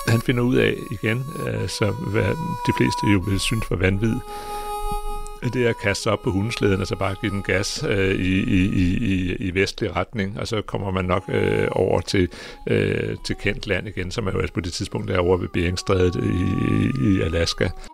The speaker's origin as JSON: {"language": "Danish", "country": "Greenland", "said": "Jeg er geolog, og jeg kommer fra Grønland"}